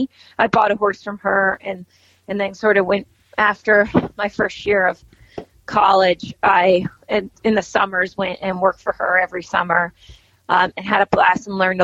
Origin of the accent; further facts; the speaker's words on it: Poolesville, Maryland, United States; I grew up in Poolesville, Maryland